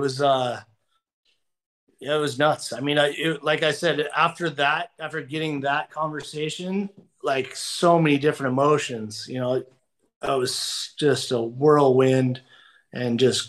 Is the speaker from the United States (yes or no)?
yes; Southern California, United States; growing up in Southern California.